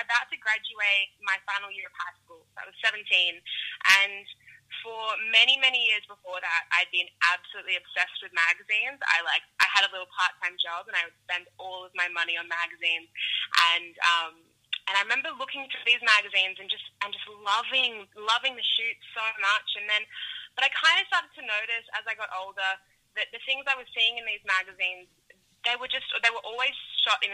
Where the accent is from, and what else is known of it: Byron Bay, New South Wales, Australia; born or raised there; also born or lived in Melbourne